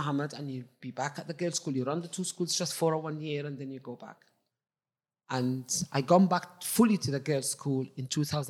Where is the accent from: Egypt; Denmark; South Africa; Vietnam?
Egypt; English is a second language; moved away as an adult; now in United Kingdom; Because I came from Egypt, obviously, in 1984, as a qualified science teacher, qualified in Egypt, but I wasn't qualified here.